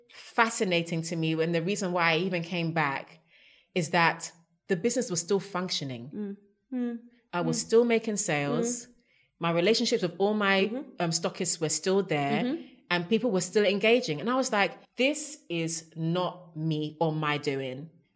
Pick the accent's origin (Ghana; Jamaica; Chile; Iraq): Ghana; I'm even a Ghanaian.